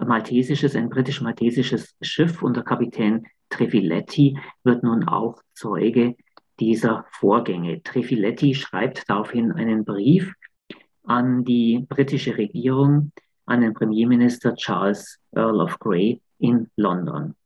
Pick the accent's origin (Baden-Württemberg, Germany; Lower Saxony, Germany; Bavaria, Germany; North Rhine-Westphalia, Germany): Bavaria, Germany; Königsbrunn; moved away; also born or lived in Augsburg; Ich, ich bin ja in der Nähe von Augsburg aufgewachsen, in Königsbrunn